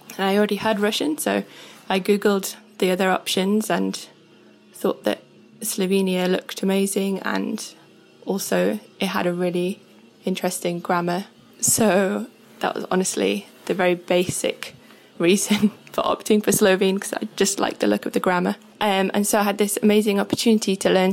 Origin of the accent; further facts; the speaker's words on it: Sheffield, Yorkshire and the Humber, United Kingdom; now in Wales, United Kingdom; I am currently based in Wales, but I'm originally from Sheffield.